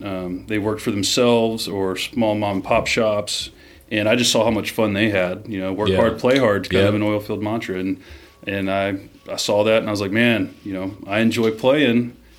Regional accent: Jackson, Mississippi, United States; moved away; also born or lived in Corpus Christi, Texas / Port Aransas, Texas / Alaska; So, we grew up in Jackson, but my family was in South Texas, so I'd do about seven months a year in Jackson, and when I wasn't in school, I'd be down in Port Aransas or Corpus

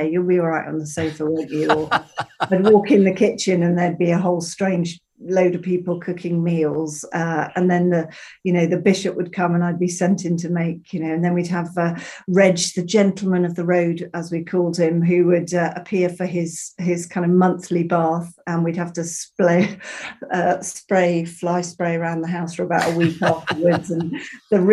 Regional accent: Bristol, South West England, United Kingdom; also born or lived in Zambia / Peru; Growing up in Bristol, you know, we had actors, creative people, artists

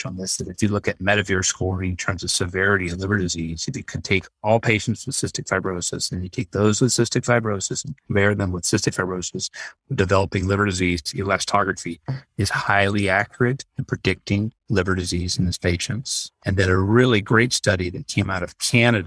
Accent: Texas, United States; moved away as an adult; now in Utah, United States; I grew up in Texas

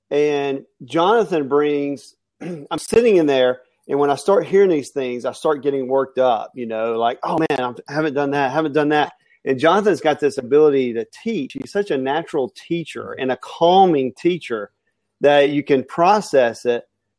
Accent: Alabama, United States; And I'm also from Alabama, which that equals poor grammar.

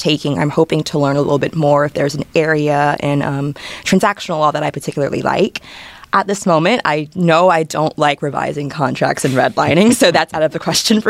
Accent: Jacksonville, Florida, United States; I'm from Jacksonville, Florida

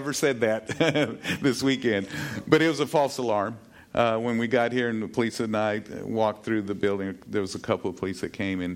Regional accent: Texas, United States; I'm a Texan

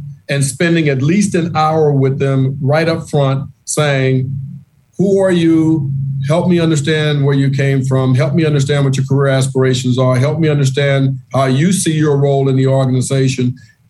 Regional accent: the South, United States; In my book, I much prefer face-to-face meetings, being the Southerner that I am.

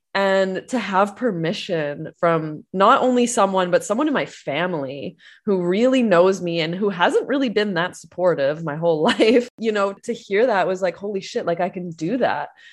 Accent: Canada; I'm Canadian

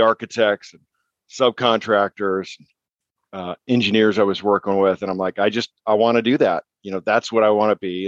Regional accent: New Mexico, United States; moved away as an adult; also born or lived in Arizona / San Diego; I was born and raised in New Mexico

